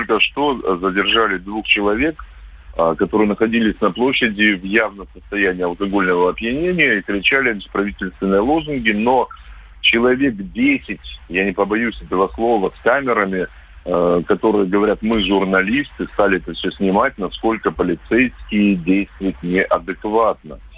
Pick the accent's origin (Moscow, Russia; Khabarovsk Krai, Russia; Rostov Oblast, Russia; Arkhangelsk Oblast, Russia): Khabarovsk Krai, Russia; Khabarovsk; как хабаровчанин